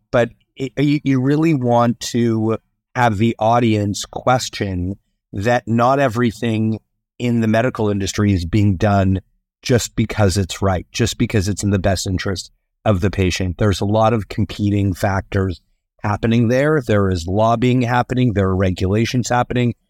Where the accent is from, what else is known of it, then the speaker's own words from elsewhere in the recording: Canada; I'm Canadian